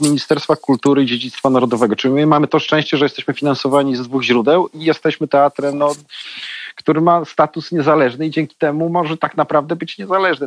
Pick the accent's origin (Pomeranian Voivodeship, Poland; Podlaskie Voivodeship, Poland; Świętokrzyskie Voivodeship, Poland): Podlaskie Voivodeship, Poland; Białystok; now in Warsaw, Poland; ja jestem z Białego Stoku